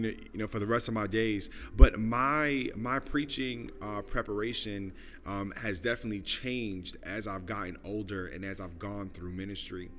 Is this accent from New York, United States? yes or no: yes; New York City, New York, United States; moved away as an adult; also born or lived in Los Angeles, California / Des Moines, Iowa; I am originally from Brooklyn, New York. Uh, born and raised uh, in the neighborhood of East Flatbush